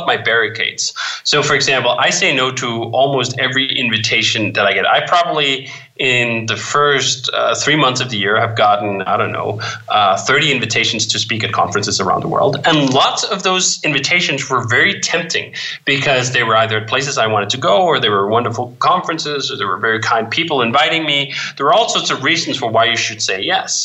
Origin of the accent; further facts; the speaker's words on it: Denmark; growing up in Denmark